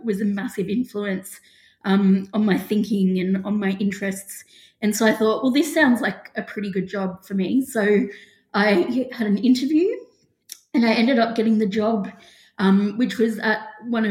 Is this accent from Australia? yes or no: yes; Grafton, New South Wales, Australia; moved away as an adult; also born or lived in Sydney; I grew up in Grafton, which is in the Northern Rivers region of New South Wales.